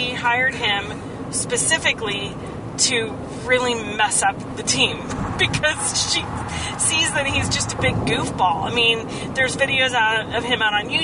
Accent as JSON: {"language": "English", "region": "Kansas", "country": "United States", "tie": "born or raised there", "said": "where I was born in Kansas"}